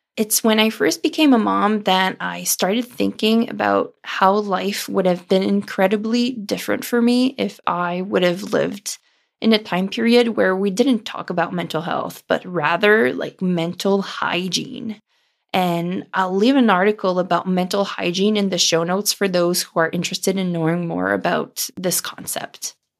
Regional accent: Ontario, Canada; first language French; English is a second language; my first language is French. And even though I was born and raised in Ontario, Canada, myself and my whole family speak French

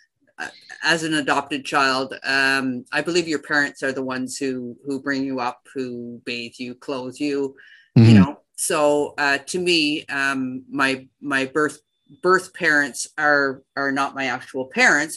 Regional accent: Richmond, Ontario, Canada; also born or lived in Ottawa; I was born in Ottawa, and I was raised in Richmond, Ontario. I'm a country girl

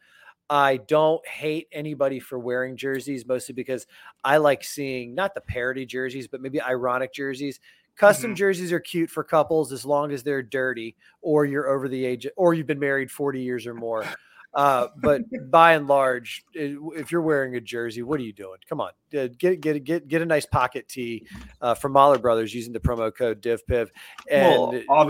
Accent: Fairfax, Virginia, United States; born there; I was born in Washington or right outside of Washington, D.C. in Fairfax, Virginia.

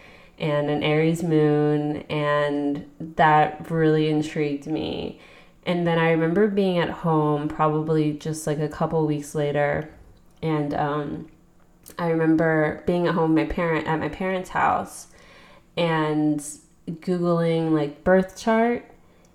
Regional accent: a suburb of Philadelphia, Pennsylvania, United States; I'm from Pennsylvania, a suburb of Philadelphia.

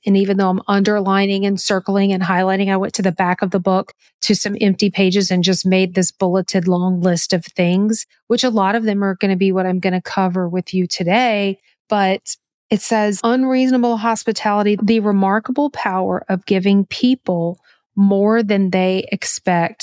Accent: the South, United States; I'm from the South and Southerners are just very hospitable by nature. I was raised that way

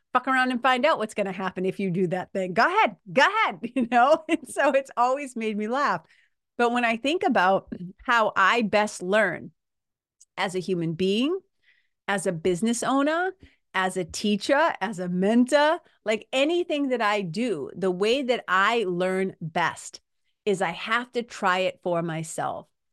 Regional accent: Lawrence, Massachusetts, United States; also born or lived in Boston, Massachusetts; I grew up in Lawrence, Mass-, Lawrence, Massachusetts. I also grew up in Boston, Mass

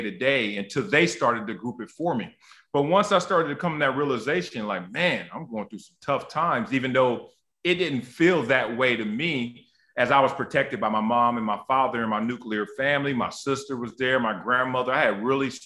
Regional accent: Los Angeles, California, United States; also born or lived in Compton; growing up in Los Angeles, at the time, Compton, and then we moved South Central Los Angeles

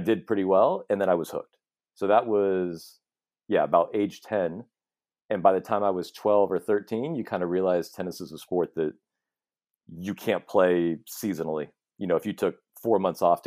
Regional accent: Chapel Hill, North Carolina, United States; also born or lived in Southern California; Chapel Hill was on the list. And so we just moved there when I was 8 or so

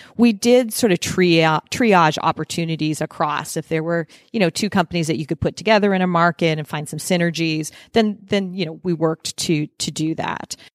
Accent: Nova Scotia, Canada; moved away as an adult; also born or lived in Toronto / New Jersey / California; now in Phoenix, United States; I am Canadian, born and raised in Nova Scotia, Canada, northeast

